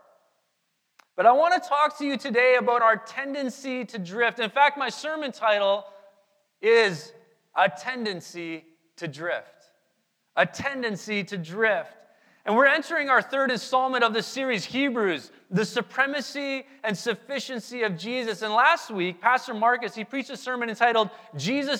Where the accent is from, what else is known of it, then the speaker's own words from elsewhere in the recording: Manitoba, Canada; Our family, we grew up in Manitoba